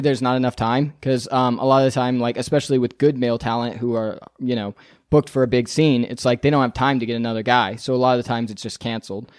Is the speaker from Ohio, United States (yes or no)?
no; Northern California, United States; moved away as an adult; also born or lived in Las Vegas; now in Los Angeles, United States; I'm from Northern California